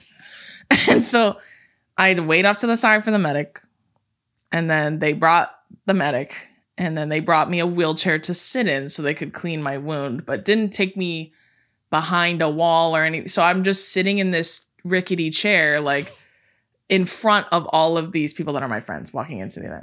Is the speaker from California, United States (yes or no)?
yes; California, United States; we're born and raised in California